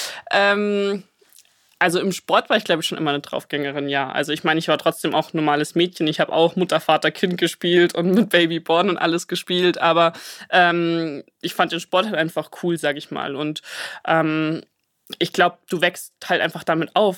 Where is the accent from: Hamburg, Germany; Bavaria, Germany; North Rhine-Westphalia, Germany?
Bavaria, Germany; Munich; bin Münchner Madel.